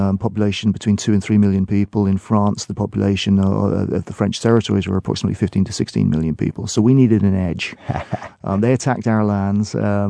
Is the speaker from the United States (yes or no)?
no; England, United Kingdom; Well, I'm English